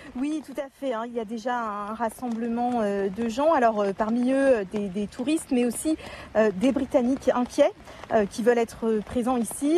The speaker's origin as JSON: {"language": "French", "country": "France"}